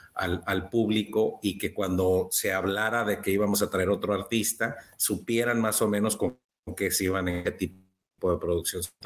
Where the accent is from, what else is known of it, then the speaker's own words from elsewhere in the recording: Baja California, Mexico; soy de Baja California, México